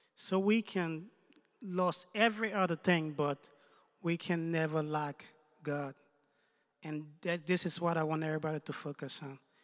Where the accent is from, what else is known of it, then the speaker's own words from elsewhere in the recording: Liberia; also born or lived in United States; now in Canada; I was born in Liberia. Um, I lived in the United States for a couple of years before moving to Canada about a year ago